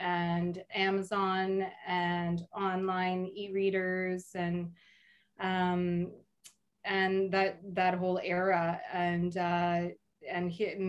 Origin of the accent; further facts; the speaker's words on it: Arnprior, Ontario, Canada; I grew up on a farm between Arm Prior and Renfrew, and I went to high school in Arm Prior